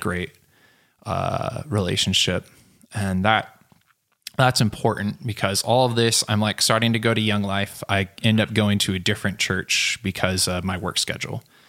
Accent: Selah, Washington, United States; moved away as an adult; also born or lived in Oregon; I grew up near Yakima, Washington, which most of you have never been there. Some of you have heard of it. And I grew up in a small town called Sela.

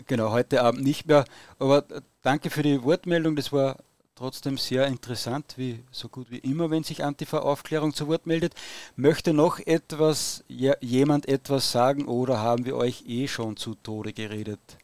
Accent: Austria; ich als Österreicher

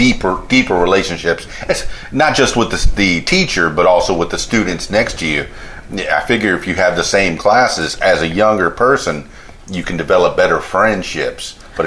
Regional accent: Fort Lauderdale, Florida, United States; also born or lived in Miami; I mean, I grew up in Fort Lauderdale and you know, in grade school in Miami.

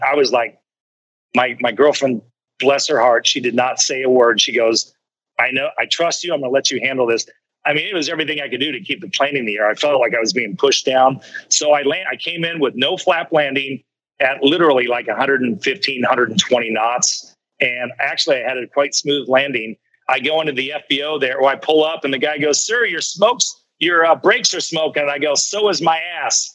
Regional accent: Kansas City, United States; moved away; the barbecue I grew up with back in Kansas City

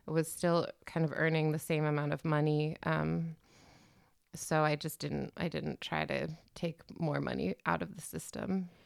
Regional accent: Washington, District of Columbia, United States; moved away as an adult; now in Berlin, Germany; I'm from Washington, D C, originally

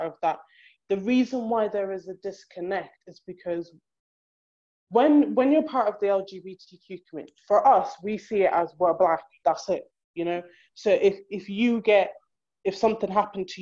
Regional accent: Ireland; moved away; I may have been raised in Ireland, but I'm Black

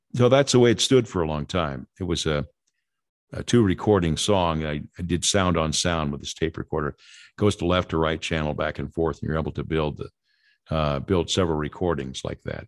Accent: Los Angeles, California, United States; Growing up in Los Angeles

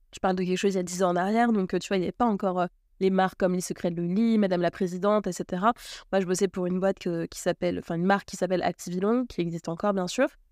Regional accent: Martinique; je suis née en Martinique sur une petite île qui fait 80 km de long

